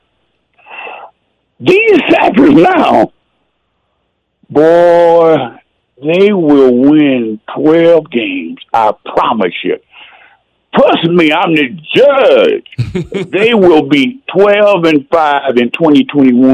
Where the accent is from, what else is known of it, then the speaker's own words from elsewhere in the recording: Texas, United States; I'm a Texan. I started playing when I was 5 in 1960.